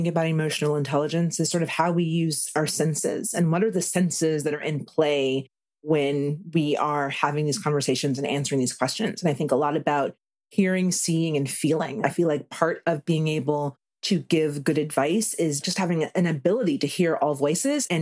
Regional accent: South Carolina, United States; moved away as an adult; I like to call myself South Carolina born, raised, and returned

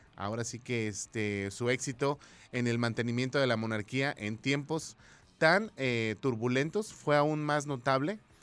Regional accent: Mexico; como buen mexicano decimos

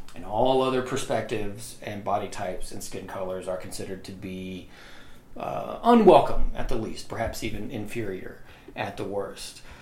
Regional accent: Amory, Mississippi, United States; I was born and raised in Amory, Mississippi

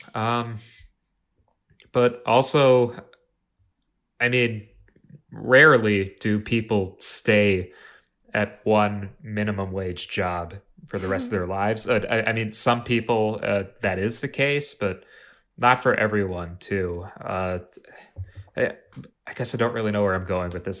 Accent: Plymouth, Minnesota, United States; now in Minneapolis, United States; I, had a couple jobs uh, in my hometown of Plymouth

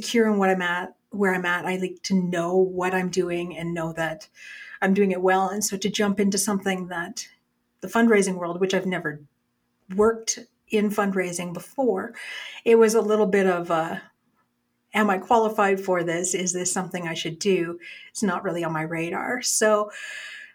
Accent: small town Alberta, Canada; I am originally a small town Alberta girl. I grew up small town here

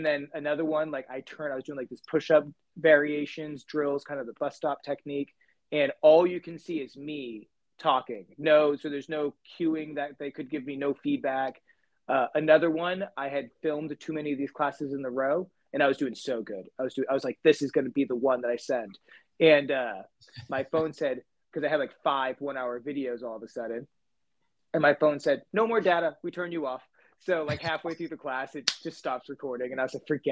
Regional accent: New Bedford, Massachusetts, United States; moved away as an adult; now in Merced, United States; I'm originally from New Bedford, Massachusetts, which is just a little bit south of Boston. When I moved here in 2011

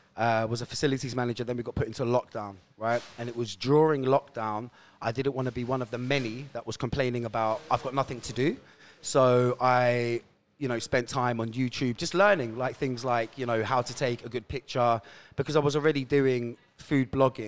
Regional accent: Roehampton, London, United Kingdom; So, it started in a jolly place called Roehampton, the second largest council estate in the UK.

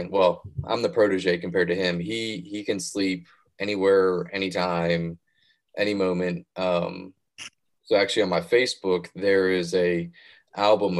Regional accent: Virginia, United States; I'm from Virginia

